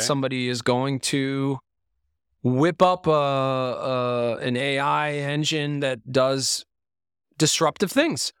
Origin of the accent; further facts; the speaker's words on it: Lebanon; moved away; I was born in Lebanon